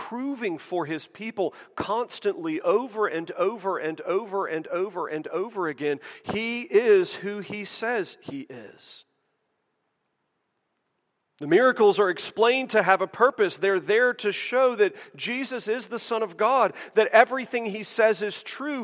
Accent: United States; as American Christians

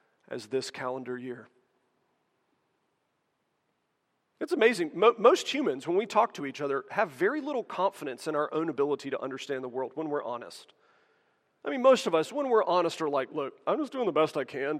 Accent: United States; as American Christians

